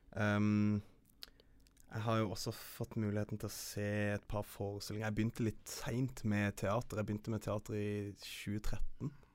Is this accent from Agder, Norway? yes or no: yes; Kristiansand, Agder, Norway; moved away; also born or lived in Oslo; jeg er herifra. Jeg er fra Kristiansand